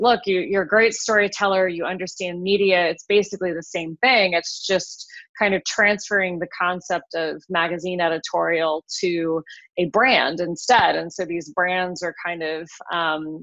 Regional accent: Wyoming, United States; moved away as an adult; now in Colorado, United States; I'm from Wyoming originally. Grew up in a small town in Wyoming and moved to Colorado about 25 years ago for college.

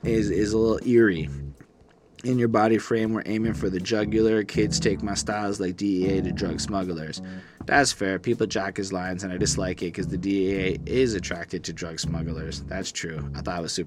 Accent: Canada; as a Canadian

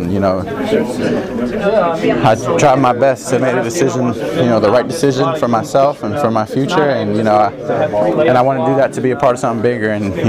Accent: Pittsburgh, Pennsylvania, United States; born or raised there; moved away as an adult

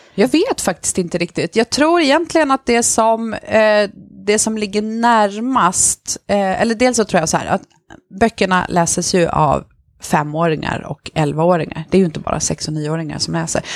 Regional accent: Stockholm, Stockholm County, Sweden; also born or lived in Rosengård, Malmö; now in Malmö, Sweden; själv är jag uppvuxen på eh, Järva i Stockholm, i Kista

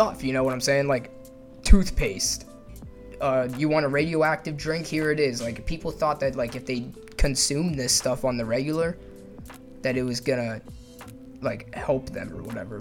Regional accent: United States; I'm an American

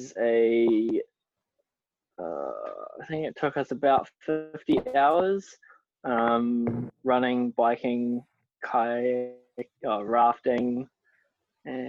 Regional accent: New Zealand; born or raised there

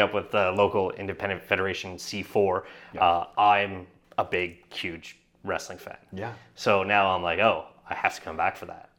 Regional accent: Canada; as a Canadian

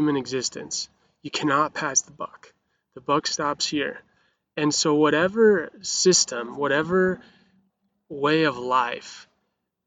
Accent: Montana, United States; I grew up in Montana, which is the freest place on the whole planet

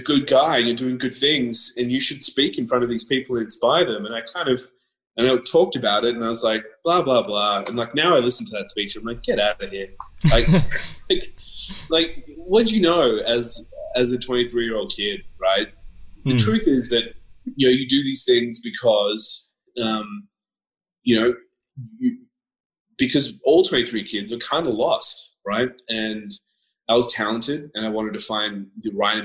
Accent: Canberra, Australian Capital Territory, Australia; also born or lived in Scotland; I grew up in Canberra

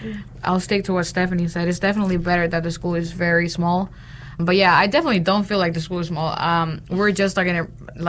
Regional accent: San Pedro Sula, Cortés, Honduras; English is a second language; moved away as an adult; now in North Carolina, United States; I was born and raised in San Pedro Sula, Honduras.

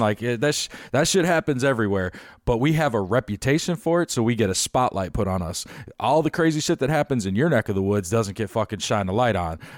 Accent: Chicago, Illinois, United States; now in Tampa Bay, United States; I'm from Chicago

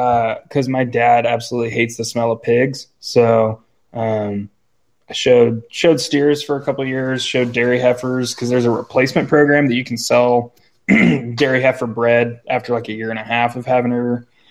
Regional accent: New Plymouth, Idaho, United States; also born or lived in Boise; And I was born in Boise, which is like the capital main city in Idaho, and lived there until I was four or five. And then we moved out to New Plymouth, where we still live.

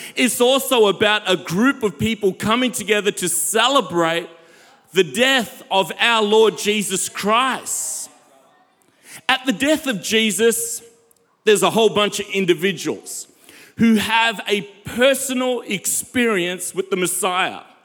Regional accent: South Africa; I'm from South Africa

